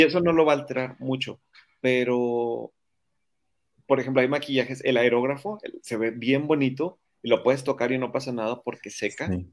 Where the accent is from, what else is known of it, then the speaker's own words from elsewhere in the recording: Monterrey, Nuevo León, Mexico; soy regio, orgulloso regio